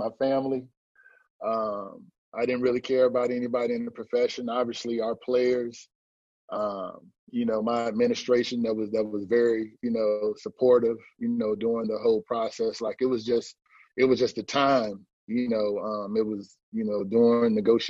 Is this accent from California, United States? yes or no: no; Fayetteville, North Carolina, United States; We're both from Fayetteville, North Carolina.